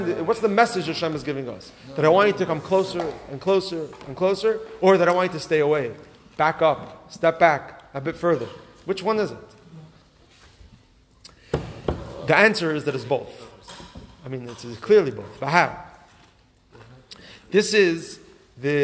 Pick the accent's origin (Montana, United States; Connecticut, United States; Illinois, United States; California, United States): California, United States; Los Angeles; moved away; growing up in Los Angeles